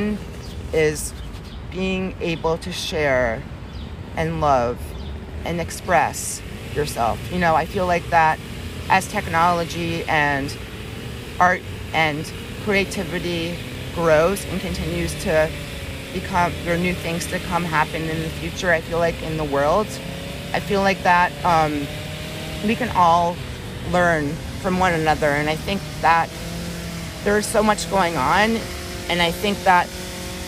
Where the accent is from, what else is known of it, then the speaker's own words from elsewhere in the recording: Maryland, United States; moved away; I'm originally from Maryland, so be home in Maryland for one whole summer